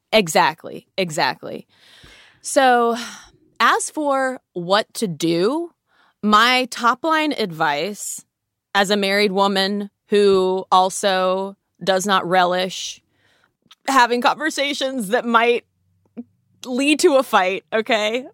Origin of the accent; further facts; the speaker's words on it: United States; we, as, as an American culture